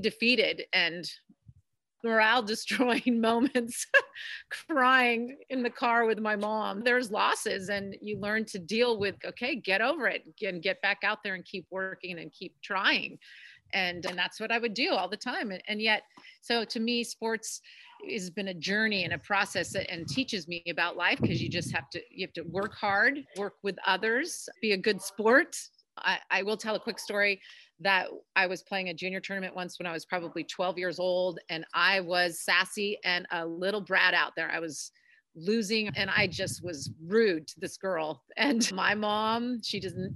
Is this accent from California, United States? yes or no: yes; Del Rey Oaks, California, United States; I grew up on the Monterey Peninsula in Delray Oaks